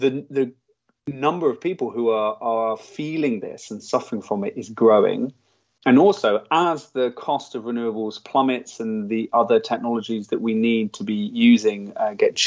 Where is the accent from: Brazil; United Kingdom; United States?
United Kingdom; as a British person